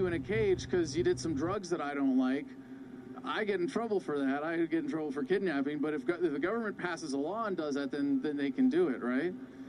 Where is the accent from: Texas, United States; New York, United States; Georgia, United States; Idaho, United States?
Idaho, United States; Boise; I'm from Boise, Idaho